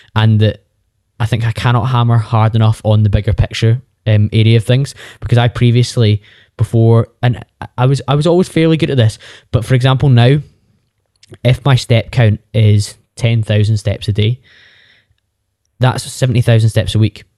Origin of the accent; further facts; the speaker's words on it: Bearsden, Scotland, United Kingdom; I'm from Bearsden, just outside Glasgow, and I did the thing that's slightly more common in Scotland than it is in other parts of the U K, where you stayed at home for university